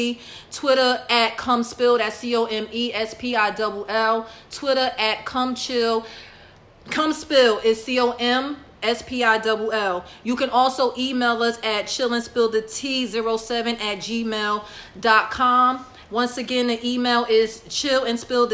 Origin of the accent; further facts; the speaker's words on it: Newark, New Jersey, United States; I'm from Newark